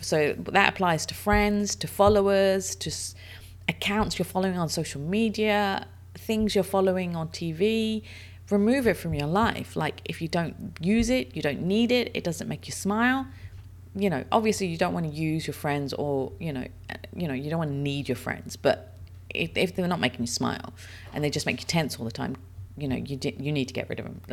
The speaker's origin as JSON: {"language": "English", "country": "United Kingdom", "also_born_or_lived": "Dubai, United Arab Emirates", "moved": "yes", "lives_now": "United Arab Emirates", "said": "I'm British"}